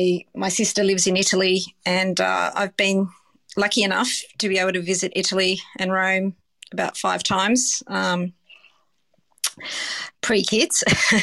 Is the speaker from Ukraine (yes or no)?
no; Gladesville, New South Wales, Australia; I grew up in the inner west. I grew up in Gladesville, but Balmain and, you know, Annandale, Leichhardt, all those sort of suburbs in Sydney